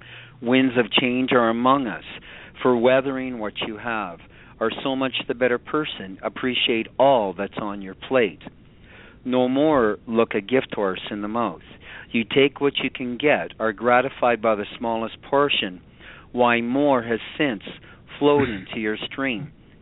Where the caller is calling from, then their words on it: Canada; Canada, my friend.